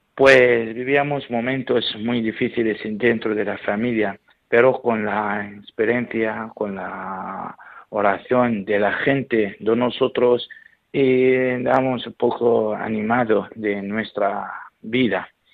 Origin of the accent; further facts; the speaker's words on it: Iraq; Spanish is a second language; now in Albacete, Spain; soy sacerdote de Irak, donde estoy trabajando en eh, España